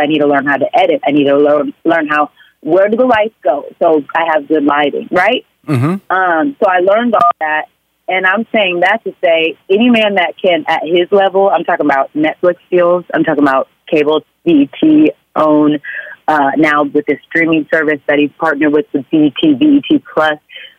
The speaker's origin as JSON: {"language": "English", "region": "Oklahoma", "country": "United States", "said": "but hey, I'm from Oklahoma. What does she know?"}